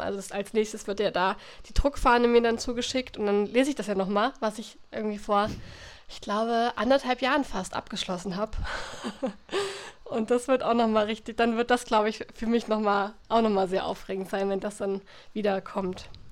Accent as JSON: {"language": "German", "country": "Germany", "tie": "born or raised there", "said": "durch mein Heimatdorf die Eder fließt"}